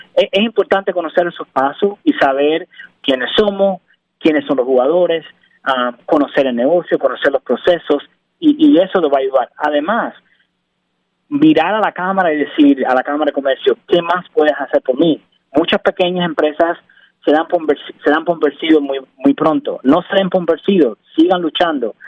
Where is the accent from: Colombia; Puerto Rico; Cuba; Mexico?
Cuba; also born or lived in Miami, United States / Rhode Island, United States; now in Pennsylvania, United States; soy cubano, ah, nací en Cuba, emigré en el 98